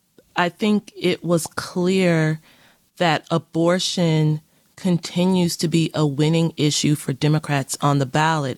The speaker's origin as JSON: {"language": "English", "region": "Kentucky", "country": "United States", "tie": "born or raised there", "moved": "yes", "said": "In Kentucky, which is my home state"}